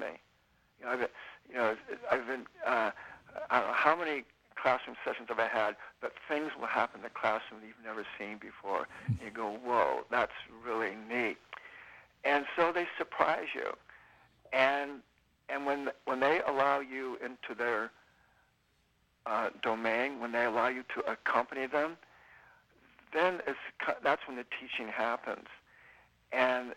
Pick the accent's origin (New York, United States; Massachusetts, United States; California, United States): California, United States; also born or lived in Nevada City / Sacramento; my wife and I and family, we've been pretty much, you know, born and raised in California